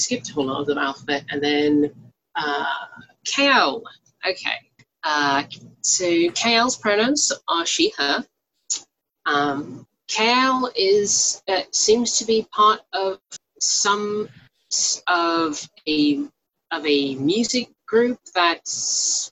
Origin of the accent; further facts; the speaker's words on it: United Kingdom; We're both British